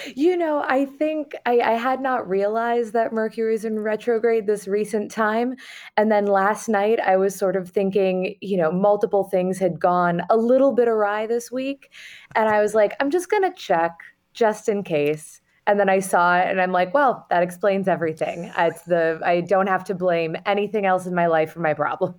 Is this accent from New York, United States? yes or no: yes; New York City, New York, United States; I, I grew up in Manhattan